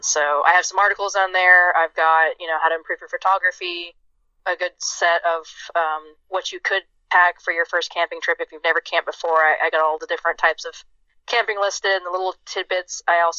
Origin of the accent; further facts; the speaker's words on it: United States; because I'm American.